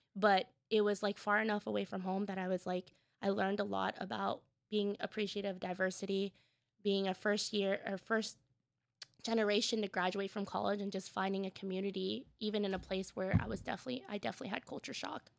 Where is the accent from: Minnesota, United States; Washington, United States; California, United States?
Washington, United States; Tacoma; I grew up in Tacoma, the south end of Tacoma